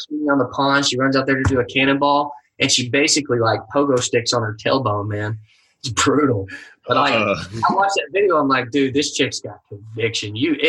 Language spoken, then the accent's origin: English; Texas, United States; I say this as a Texan